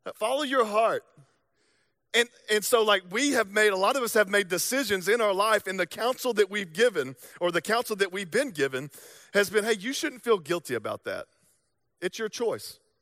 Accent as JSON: {"language": "English", "region": "the South", "country": "United States", "accent": "Southern drawl", "moved": "yes", "said": "I'm from the South"}